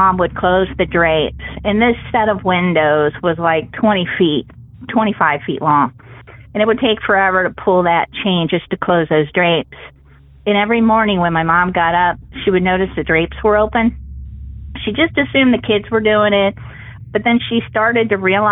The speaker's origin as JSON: {"language": "English", "town": "Columbus", "region": "Ohio", "country": "United States", "tie": "born or raised there", "said": "I'm from Ohio"}